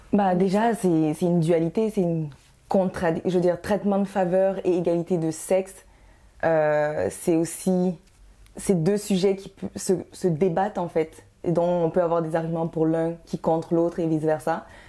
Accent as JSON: {"language": "French", "country": "Canada", "also_born_or_lived": "Guinea", "said": "Je suis d'origine guinéenne, mais ça fait, euh, vingt, vingt-et-un ans que je suis en, au Canada. Donc, je suis canadienne et guinéenne"}